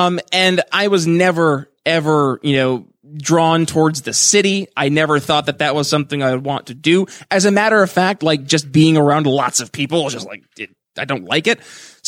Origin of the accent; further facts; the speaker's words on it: Northeast, United States; I'm learning. I'm from the Northeast.